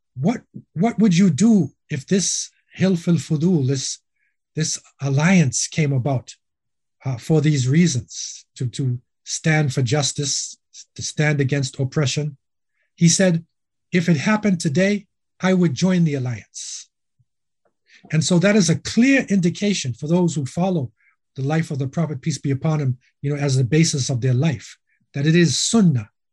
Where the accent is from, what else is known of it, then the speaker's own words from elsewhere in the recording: Boston, Massachusetts, United States; moved away as an adult; also born or lived in Medina / Los Angeles, California / Jamaica; I was born in Boston, uh, raised, you know, in the Boston area